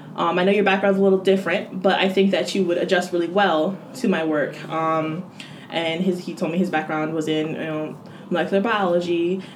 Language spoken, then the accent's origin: English; Connecticut, United States; moved away as an adult; now in Maryland, United States; I'm from Connecticut originally.